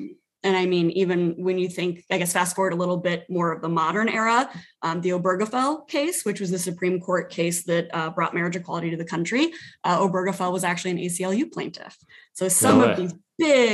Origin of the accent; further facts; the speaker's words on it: Sioux City, Iowa, United States; moved away as an adult; now in South Dakota, United States; living in Sioux City, my hometown.